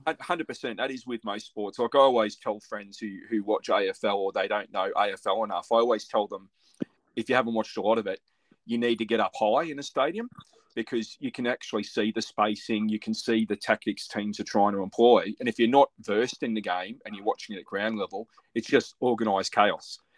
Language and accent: English; Melbourne, Victoria, Australia; I grew up in Melbourne